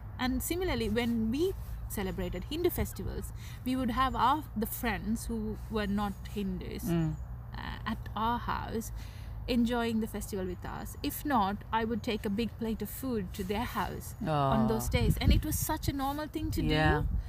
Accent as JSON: {"language": "English", "country": "Sri Lanka", "moved": "yes", "lives_now": "United Kingdom", "said": "And when I came from Sri Lanka, I had never heard of frozen food."}